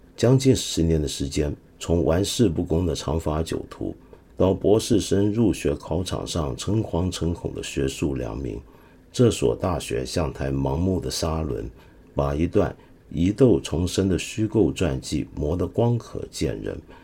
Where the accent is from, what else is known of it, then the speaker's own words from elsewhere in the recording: China; 我们中国的文字很有魅力